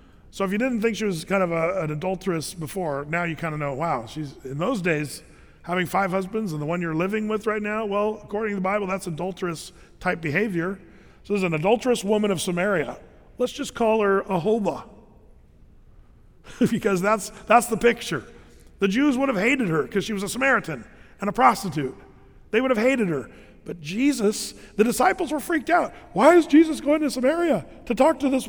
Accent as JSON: {"language": "English", "country": "United States", "said": "As an American nation"}